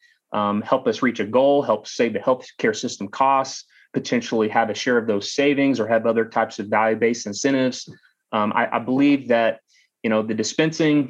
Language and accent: English; Eastland, Texas, United States; also born or lived in Austin, Texas; I grew up in rural West Texas in Eastland, Texas